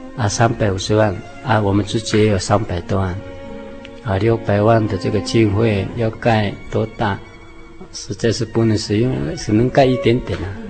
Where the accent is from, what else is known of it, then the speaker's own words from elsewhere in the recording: Taiwan; first language Seediq (Truku); 我们这里是称赛德克族